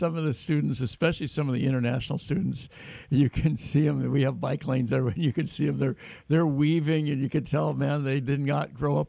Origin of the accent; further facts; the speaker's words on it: Davis, California, United States; also born or lived in Portland; for many of us growing up in Davis, that was. I mean, we moved to Davis years and years ago, shortly after World War II